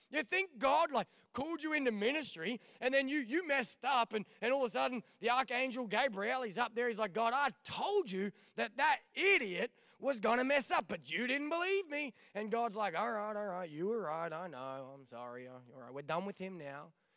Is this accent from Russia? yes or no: no; Victoria, Australia; moved away as an adult; also born or lived in Ipswich, Queensland / Proserpine, Queensland / Albury Wodonga; now in Des Moines, United States; then we moved to Victoria